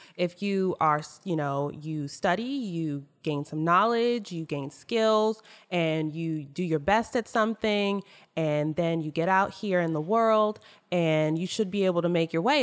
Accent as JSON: {"language": "English", "region": "Maryland", "country": "United States", "tie": "born or raised there", "said": "I grew up in Maryland"}